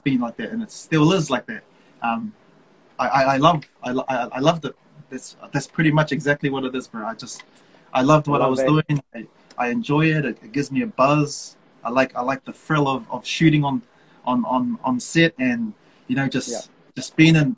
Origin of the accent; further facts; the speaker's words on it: Auckland, New Zealand; I was born and bred in Manurewa